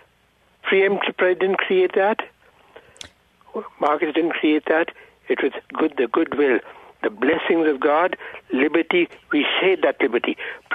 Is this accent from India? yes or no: yes; India; I'm from India.